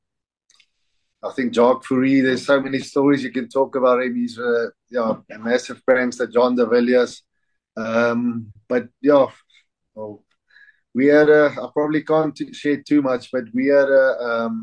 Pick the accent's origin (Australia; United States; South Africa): South Africa; as a South African